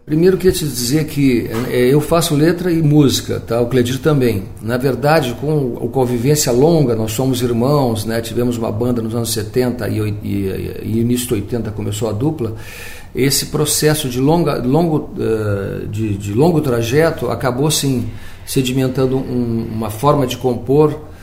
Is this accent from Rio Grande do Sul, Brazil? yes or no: yes; Pelotas, Rio Grande do Sul, Brazil; born or raised there